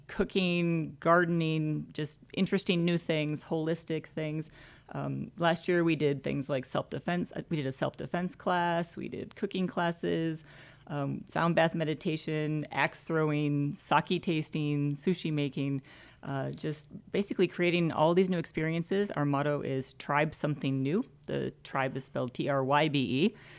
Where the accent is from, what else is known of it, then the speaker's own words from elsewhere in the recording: Michigan, United States; now in Conroe, United States; 734 uh, Ann Arbor area code. We're from Michigan